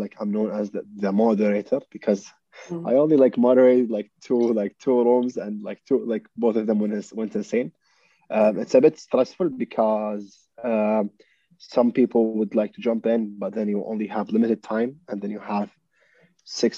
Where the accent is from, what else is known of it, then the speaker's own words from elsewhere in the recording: Qatar; also born or lived in United Kingdom; comes from Qatar